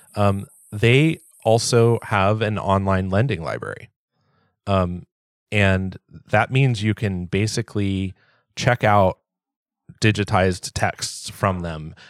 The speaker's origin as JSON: {"language": "English", "region": "Southern California", "country": "United States", "tie": "born or raised there", "said": "I grew up in Southern California"}